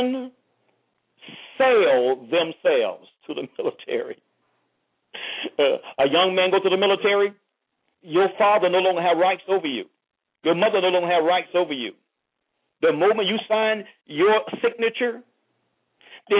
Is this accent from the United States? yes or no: yes; St. Petersburg, Florida, United States; now in Miami, United States; I'm originally from St. Petersburg, Florida, living in Miami